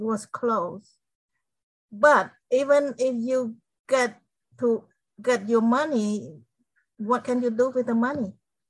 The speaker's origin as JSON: {"language": "English", "country": "Cambodia", "tie": "born or raised there", "also_born_or_lived": "Connecticut", "second_language": "English", "moved": "as an adult", "lives_now": "United States", "said": "I grew up in a village in Cambodia. I love that environment because I was surrounded by nature and my parents are farmers and I was the firstborn child."}